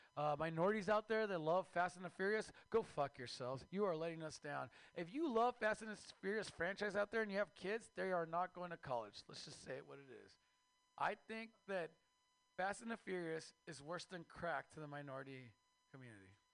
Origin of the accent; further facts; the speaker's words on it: Mexico; now in United States; I am Mexican from Mexico